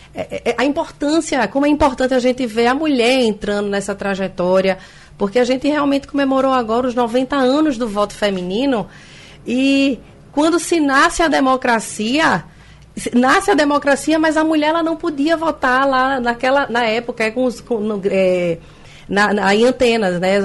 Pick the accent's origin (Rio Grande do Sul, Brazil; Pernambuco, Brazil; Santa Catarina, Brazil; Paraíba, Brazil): Pernambuco, Brazil; Vitória de Santo Antão; Sou nascida em Vitória de Santo Antão e minha vida inteira em Vitória de Santo Antão